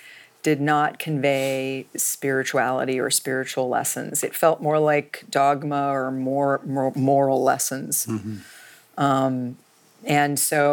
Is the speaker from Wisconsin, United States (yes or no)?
no; Palo Alto, California, United States; I was born and raised in Palo Alto, California.